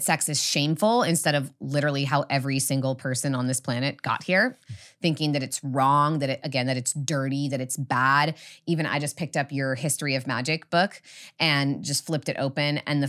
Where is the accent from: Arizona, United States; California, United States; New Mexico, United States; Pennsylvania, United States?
California, United States; And even for me, you know, I grew up in the Redwoods.